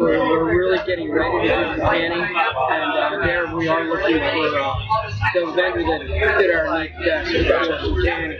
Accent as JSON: {"language": "English", "town": "Bakersfield", "region": "California", "country": "United States", "tie": "born or raised there", "said": "My business partner, one of the founders of the brewery, we grew up here in Bakersfield."}